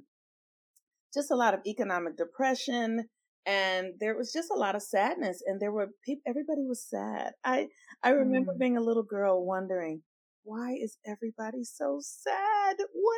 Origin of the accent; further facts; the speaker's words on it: Los Angeles, California, United States; I grew up in, I was born in the States in Los Angeles, California